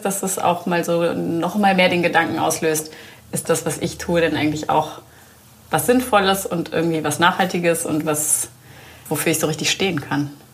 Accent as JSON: {"language": "German", "town": "Soest", "region": "North Rhine-Westphalia", "country": "Germany", "tie": "born or raised there"}